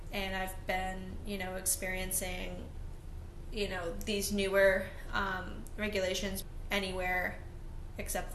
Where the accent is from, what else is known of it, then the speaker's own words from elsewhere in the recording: Maine, United States; I'm from Maine